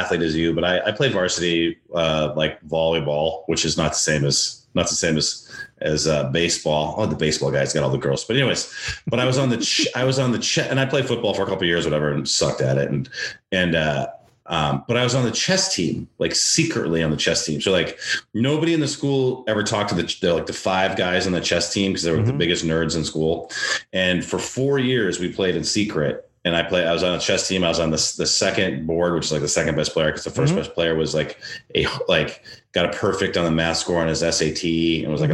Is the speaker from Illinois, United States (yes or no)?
no; North Dakota, United States; also born or lived in Los Angeles, United States; now in Virginia Beach, United States; I grew up in North Dakota